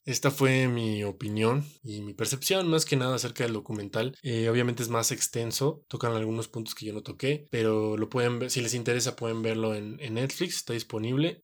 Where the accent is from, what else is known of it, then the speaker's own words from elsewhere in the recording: Mexico; nosotros como mexicanos o como latinoamericanos